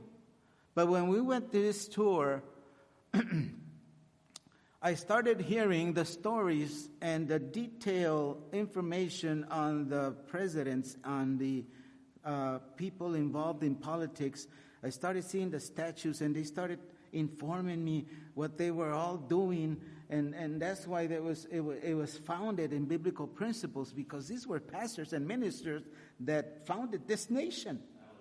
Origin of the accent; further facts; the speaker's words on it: Laredo, Texas, United States; English is a second language; also born or lived in Corpus Christi, Texas; I was born in Corpus Christi. I was raised my entire life in Laredo, Texas, a border town. I did not know really how to speak English